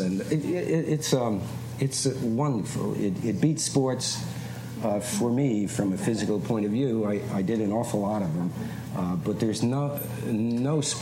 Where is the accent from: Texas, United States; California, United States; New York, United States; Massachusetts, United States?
New York, United States; New York City; I'm a guy from Queens.